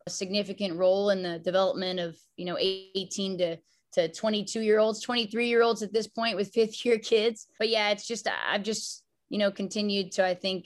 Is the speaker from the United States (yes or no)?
yes; Palm Springs, California, United States; I came from a small town. I was from Palm Springs, California